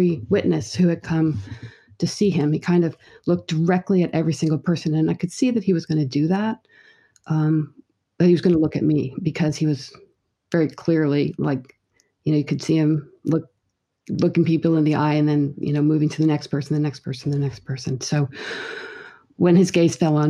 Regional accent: New York City, New York, United States; I grew up in Manhattan

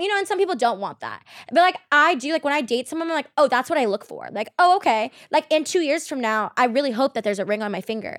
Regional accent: Queen Creek, Arizona, United States; I grew up in, like, Arizona, like, Queen Creek area

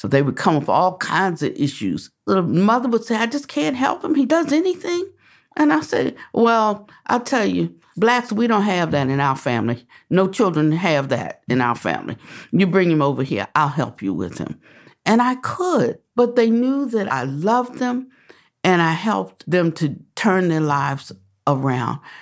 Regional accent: Washington, District of Columbia, United States; moved away; also born or lived in the South; I was born in Washington, D.C.

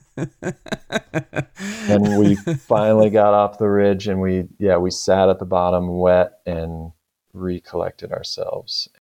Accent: Bay Area, California, United States; I grew up in California, the Bay Area, California

